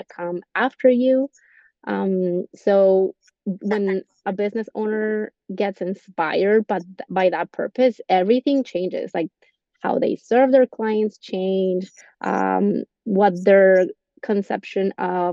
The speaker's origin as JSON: {"language": "English", "country": "Colombia", "tie": "born or raised there", "also_born_or_lived": "Texas", "second_language": "English", "moved": "as an adult", "lives_now": "United States", "said": "when I went to school back in Colombia, I went in Spanish, and when I got here, I had to relearn every term"}